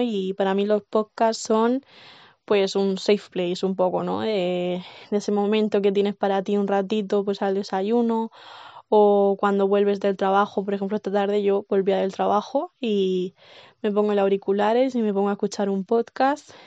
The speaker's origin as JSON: {"language": "Spanish", "town": "Cartagena", "region": "Region of Murcia", "country": "Spain", "tie": "born or raised there", "said": "vivo y nací en Cartagena, en Murcia."}